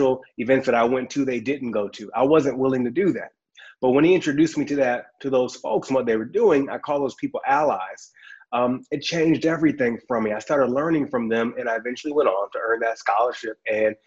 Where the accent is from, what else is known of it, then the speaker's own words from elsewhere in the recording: Michigan, United States; I'm from Michigan where it snows a lot.